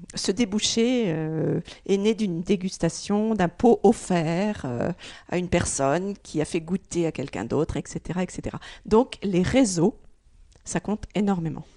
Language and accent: French; Oise, Hauts-de-France, France; moved away; je suis originaire de, de l'Oise